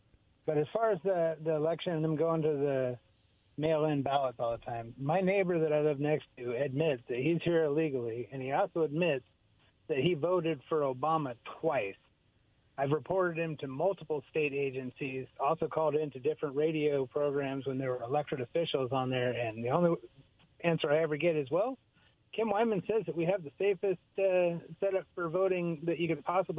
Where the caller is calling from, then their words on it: Kennewick, Washington, United States; in Kennewick.